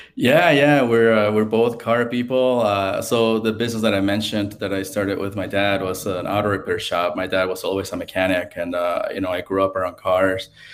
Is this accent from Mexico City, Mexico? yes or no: yes; Mexico City, Mexico; now in United States; I got to grow up there